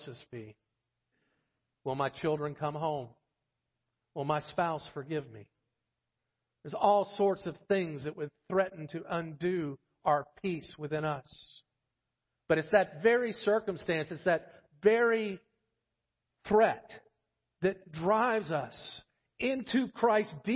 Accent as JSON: {"language": "English", "region": "Florida", "country": "United States", "moved": "yes", "said": "I'm from Florida"}